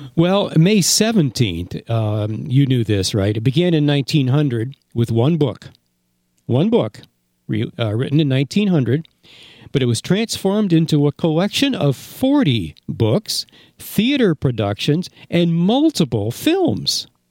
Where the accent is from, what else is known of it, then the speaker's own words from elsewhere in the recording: Granville, New York, United States; I grew up in Granville, New York